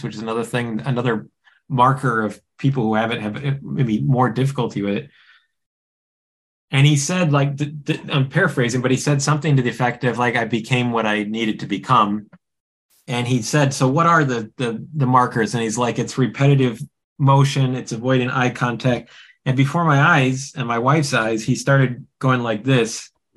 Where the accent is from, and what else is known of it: United States